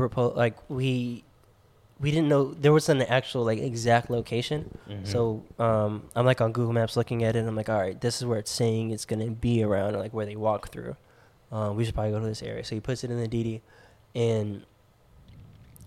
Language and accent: English; United States; we're from America